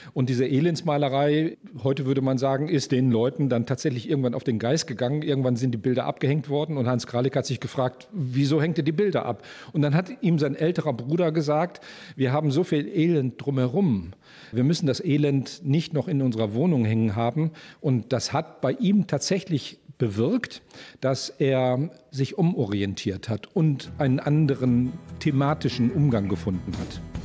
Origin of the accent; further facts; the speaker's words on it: Moers, North Rhine-Westphalia, Germany; Ich bin gebürtiger Mörser, hier aufgewachsen